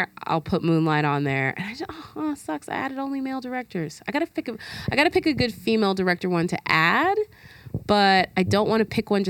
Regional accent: Alabama, United States; I'm from Alabama.

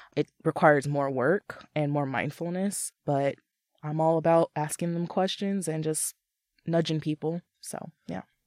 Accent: Southern California, United States; moved away as an adult; also born or lived in Los Angeles; now in Seattle, United States; I'm originally from Southern California.

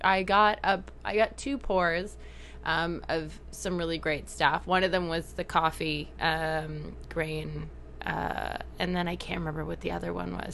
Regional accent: Canada; accent: Canadian; my awkward Canadian accent.

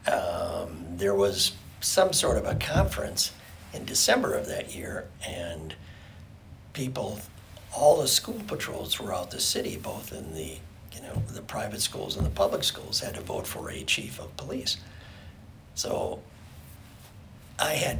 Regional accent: St. Paul, Minnesota, United States; I was born in St. Paul

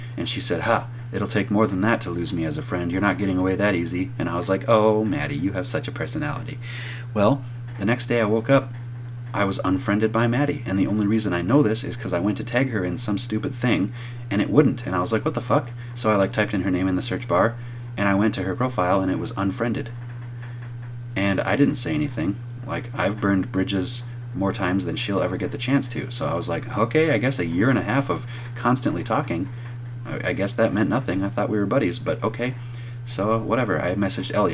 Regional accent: United States

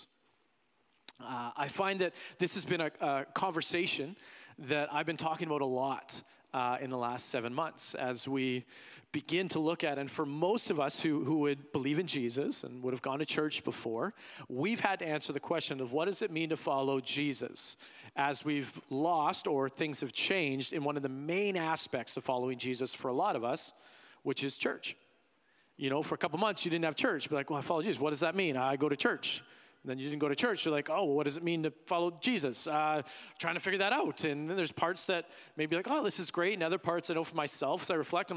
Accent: Canada; also born or lived in United States; as a Canadian

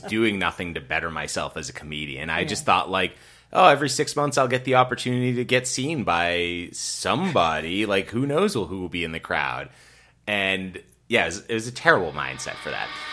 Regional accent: Rockland, Massachusetts, United States; I grew up in Rockland, Massachusetts

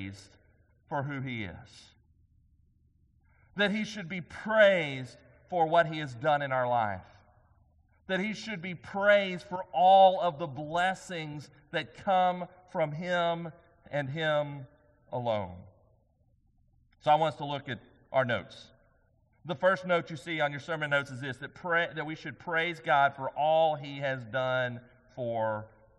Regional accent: White House, Texas, United States; also born or lived in Commerce, Texas; growing up in Commerce and then over in White House.

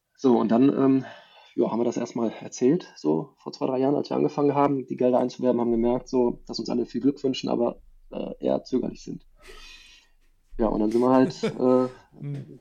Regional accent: Germany; bei uns in Deutschland

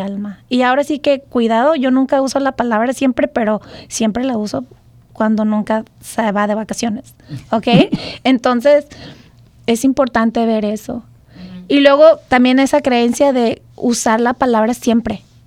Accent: Mexico; now in United States; nuestro México

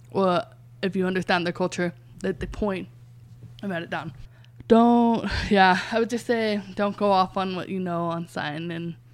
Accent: England, United Kingdom; I was telling them I'm from England.

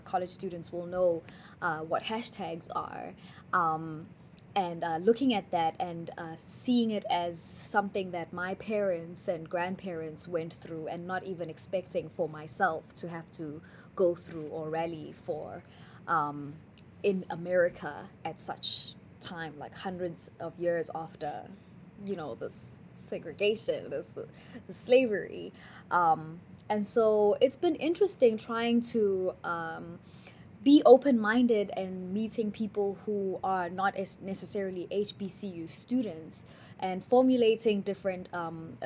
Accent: Benoni, Gauteng, South Africa; now in Charlotte, United States; growing up in Johannesburg, South Africa, I grew up in a small town called Benoni

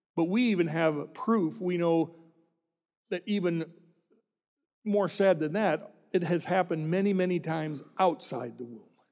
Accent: Illinois, United States; When I grew up in Illinois

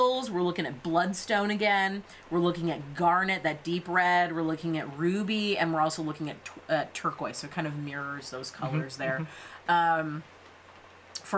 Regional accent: California, United States; we are from California

